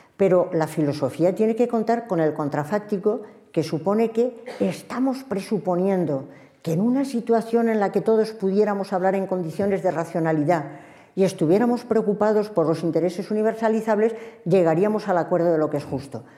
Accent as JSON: {"language": "Spanish", "country": "Spain", "said": "en una sociedad plural como la nuestra, como la española"}